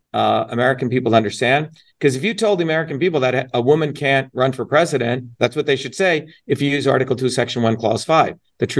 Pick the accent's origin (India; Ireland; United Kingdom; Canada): India; now in United States; I was born in India.